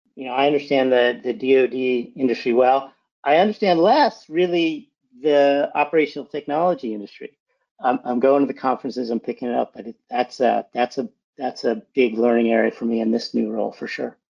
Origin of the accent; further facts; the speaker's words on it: outside of Boston, Massachusetts, United States; I was born in, in Massachusetts, outside of Boston